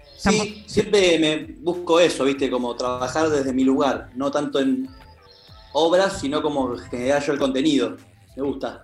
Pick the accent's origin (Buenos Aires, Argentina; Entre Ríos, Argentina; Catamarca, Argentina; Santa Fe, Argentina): Buenos Aires, Argentina; yo soy de Buenos Aires